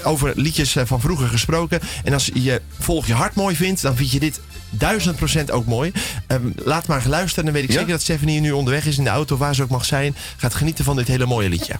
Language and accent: Dutch; South Holland, Netherlands; bij ons in Zuid-Holland